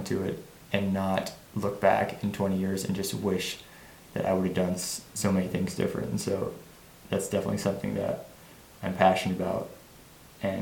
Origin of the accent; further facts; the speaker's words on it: Martinsburg, Ohio, United States; all I've ever known is here in Little Martinsburg, Ohio